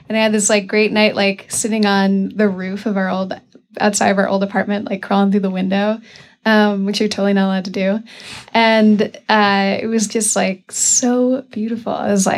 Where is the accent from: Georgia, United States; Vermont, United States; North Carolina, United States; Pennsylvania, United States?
Vermont, United States; I grew up in Vermont